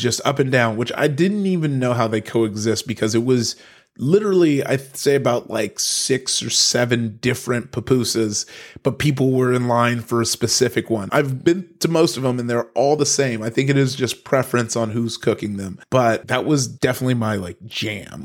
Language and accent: English; Compton, California, United States; also born or lived in Long Beach, California; I grew up in Compton, uh, went from Compton to, um, to, to Long Beach, Northside Long Beach.